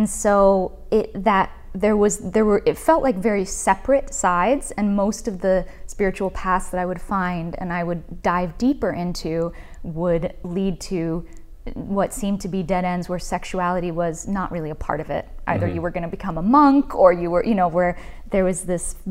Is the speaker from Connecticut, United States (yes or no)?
yes; Greenwich, Connecticut, United States; I grew up in Greenwich, Connecticut